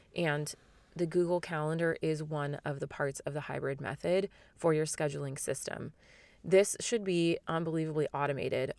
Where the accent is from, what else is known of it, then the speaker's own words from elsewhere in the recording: Phoenix, Arizona, United States; especially in my hometown and in my city, basically the entire Phoenix area